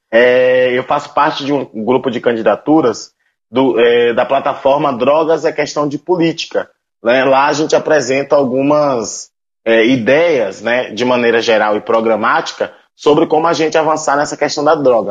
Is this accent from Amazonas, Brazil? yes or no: no; Conceição do Almeida, Bahia, Brazil; moved away as an adult; now in Cuiabá, Brazil; sou natural de Conceição do Almeida, Bahia, e moro aqui em Cuiabá desde 2012